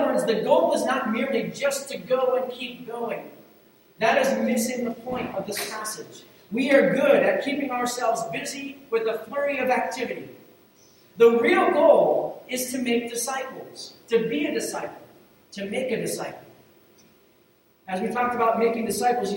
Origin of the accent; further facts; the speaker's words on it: Ohio, United States; moved away; Where I grew up in Ohio, we called it route because it's R-O-U-T-E versus R-O-O-T